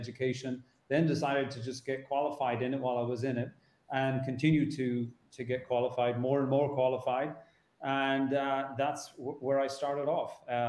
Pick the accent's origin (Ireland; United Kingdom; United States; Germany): Ireland; moved away as an adult; also born or lived in Hong Kong; now in Dar es Salaam, Tanzania; I'm from Ireland